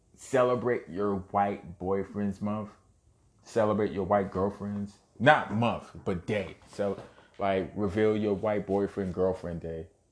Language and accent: English; New York City, New York, United States; Born and raised in Brooklyn, New York. Shout out Bushwick. Shout out Canarsie